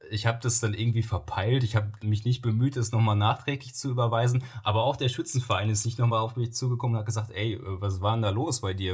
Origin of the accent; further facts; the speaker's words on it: Soest, North Rhine-Westphalia, Germany; also ich bin im, in Soos groß geworden und hatte dann den Freundeskreis dementsprechend im Westen des Kreises so eher angesiedelt